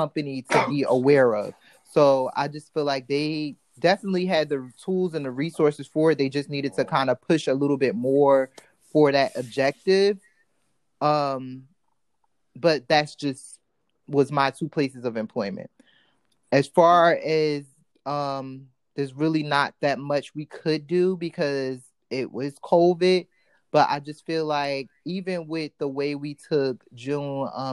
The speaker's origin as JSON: {"language": "English", "region": "East Coast", "country": "United States", "tie": "born or raised there", "said": "I grew up on the East Coast"}